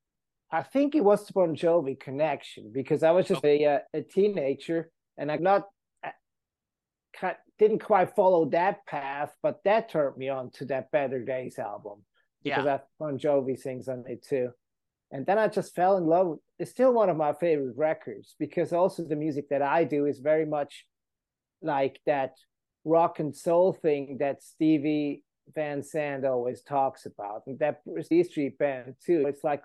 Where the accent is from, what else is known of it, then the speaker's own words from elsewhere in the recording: Switzerland; now in United States; I grew up in Switzerland, fell in love with American roots music of all kinds.